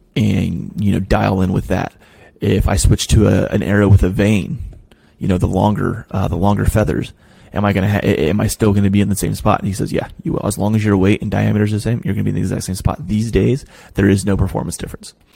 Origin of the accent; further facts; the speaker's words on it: Ross County, Ohio, United States; moved away; also born or lived in Delaware; Where I'm from in Ohio, it is not flat. I'm I live in I, I live in an area called the Scioto Valley. Like Ross County